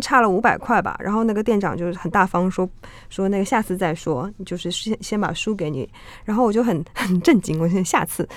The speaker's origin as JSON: {"language": "Chinese", "country": "China", "tie": "born or raised there", "also_born_or_lived": "Hong Kong", "moved": "yes", "lives_now": "Taipei, Taiwan", "said": "我在中国是一个在暴力城市化下长大的小孩"}